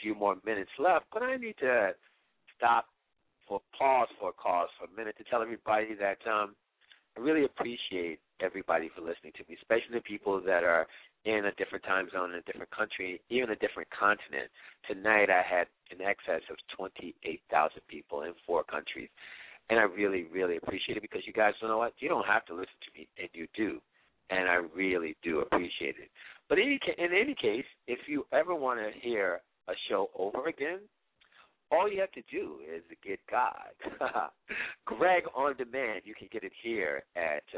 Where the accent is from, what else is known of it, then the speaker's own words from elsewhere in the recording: Washington, District of Columbia, United States; I grew up in the Washington, the DMV, as we would say, the D.C., Maryland, Virginia area